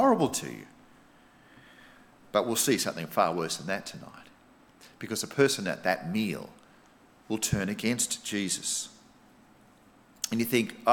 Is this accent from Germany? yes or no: no; Australia; being an Aussie